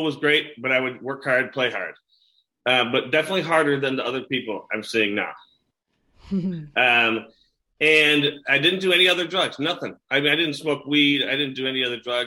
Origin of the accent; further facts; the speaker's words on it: Chicago, Illinois, United States; I grew up in the suburbs of Chicago, two loving parents, brother and sister, great family